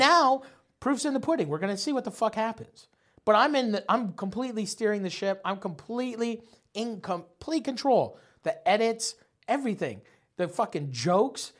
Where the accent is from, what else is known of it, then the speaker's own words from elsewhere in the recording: St. Thomas, Ontario, Canada; also born or lived in Nova Scotia; we moved from Nova Scotia to fucking Saint Thomas, Ontario. Small fucking buttfuck town